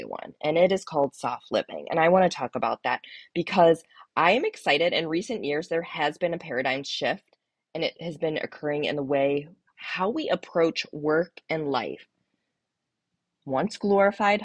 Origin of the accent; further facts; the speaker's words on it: Cleveland, Ohio, United States; I'm not originally from Cleveland. But anyways, I grew up in Cleveland